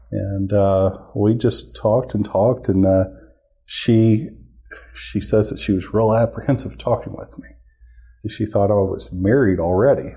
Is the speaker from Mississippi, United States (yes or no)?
yes; Gulfport, Mississippi, United States; moved away as an adult; also born or lived in Memphis, Tennessee / Columbus, Mississippi; now in Oklahoma City, United States; I was born in Gulfport, Mississippi, uh, right there on the Mississippi Gulf Coast